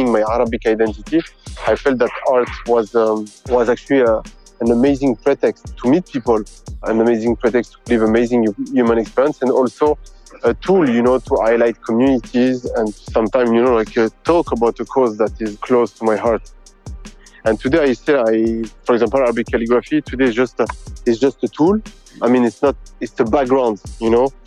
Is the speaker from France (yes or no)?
yes; France; born and raised in France from Tunisian parents